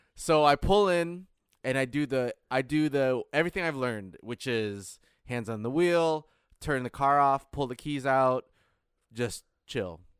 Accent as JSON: {"language": "English", "region": "Michigan", "country": "United States", "tie": "born or raised there", "moved": "yes", "said": "I grew up in Michigan where going seven mile per, seven miles per hour over the speed limit is a ticket."}